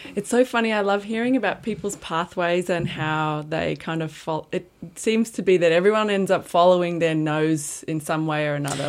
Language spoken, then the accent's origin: English; Brisbane, Queensland, Australia; moved away as an adult; also born or lived in Armidale, New South Wales; I'm from Brisbane too, and after school, I went to Q T to study visual art